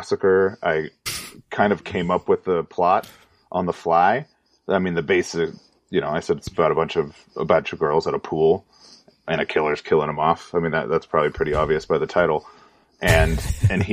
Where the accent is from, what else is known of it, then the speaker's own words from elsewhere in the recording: Orange County, California, United States; I grew up in Orange County, California